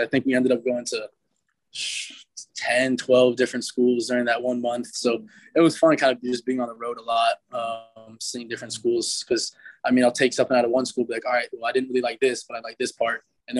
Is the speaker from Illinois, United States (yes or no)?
no; Manhattan, New York, United States; born there; now in Miami, United States; Yeah. Yeah. I was born in Manhattan, like right in the city. So I mean, weather's all right. I mean, coming from Miami, which right now is probably about 78, a little breezy.